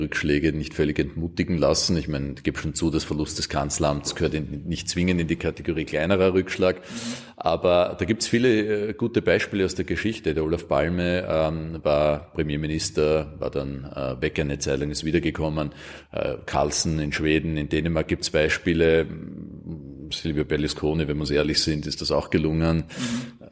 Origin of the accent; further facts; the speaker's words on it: Austria; bei uns in Österreich